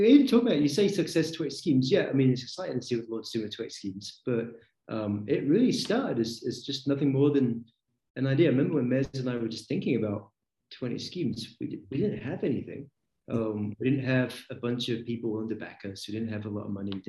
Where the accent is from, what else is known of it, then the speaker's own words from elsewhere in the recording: just outside Aberdeen, Scotland, United Kingdom; I grew up just outside Aberdeen, Scotland